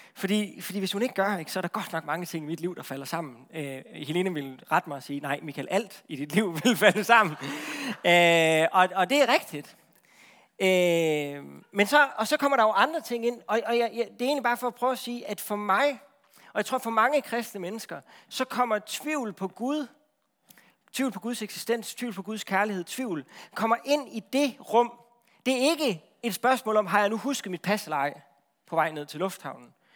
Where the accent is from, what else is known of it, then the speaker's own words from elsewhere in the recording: Central Jutland, Central Denmark Region, Denmark; Jeg er fra Midtjylland